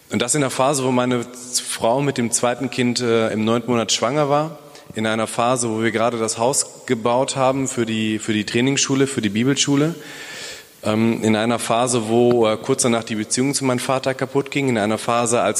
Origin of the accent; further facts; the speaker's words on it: Bielefeld, North Rhine-Westphalia, Germany; hallo, ich komme aus Bielefeld.